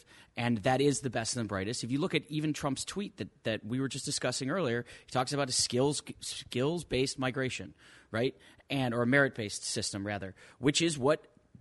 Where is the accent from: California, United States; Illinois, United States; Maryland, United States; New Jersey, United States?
Illinois, United States; Chicago; I am a native-born son of Chicagoland. I've been here all my life